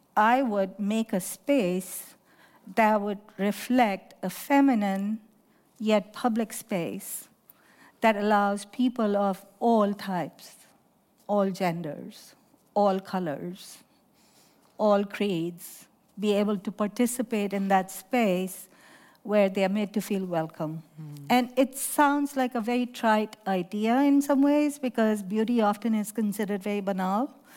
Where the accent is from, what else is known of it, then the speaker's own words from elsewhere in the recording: Lahore, Punjab, Pakistan; moved away as an adult; now in United States; I grew up in Pakistan